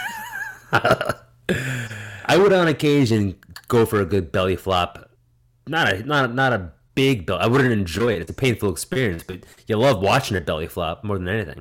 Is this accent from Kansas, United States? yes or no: no; New Jersey, United States; the town over from mine growing up in Jersey